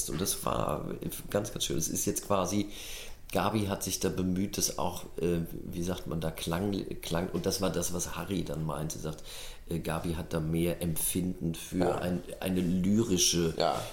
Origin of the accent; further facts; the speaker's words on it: North Rhine-Westphalia, Germany; born there; ich bin, bin ja als, als gebürtiger Ruhrgebietsmann letztendlich in Holländisch sozialisiert